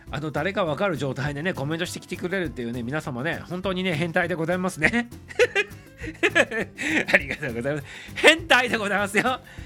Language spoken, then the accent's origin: Japanese; Toyama, Japan; now in Tokyo, Japan; 富山の出身でございます